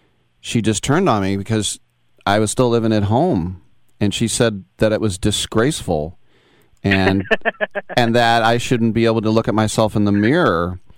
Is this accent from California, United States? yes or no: yes; East Bay, California, United States; growing up in the East Bay here and you know, just so many different nationalities